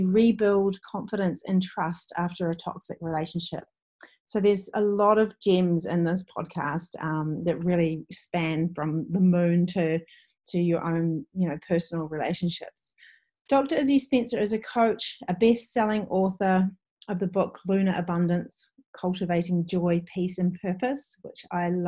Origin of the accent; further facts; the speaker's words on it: Waiheke Island, Auckland, New Zealand; my hometown or home island